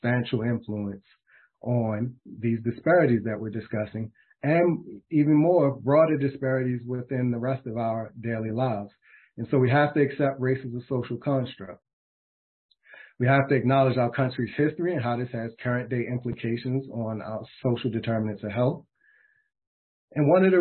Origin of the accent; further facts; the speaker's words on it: Baltimore, Maryland, United States; my hometown of Baltimore, Maryland